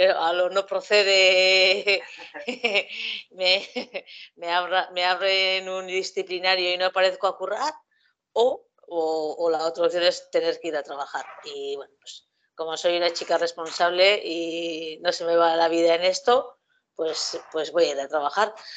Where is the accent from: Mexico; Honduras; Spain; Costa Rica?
Spain; Basque Country; yo soy de un pueblo pequeño y aquí pues callejeábamos muchísimo y bueno, pues a mí mis padres lo que sí me han enseñado es ir al monte ir de los domingos al monte, como vascos que somos